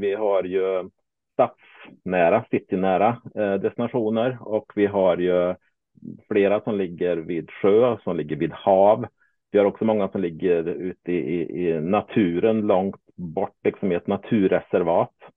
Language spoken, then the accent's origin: Swedish; Småland, Sweden; now in Värmland, Sweden; som smålänning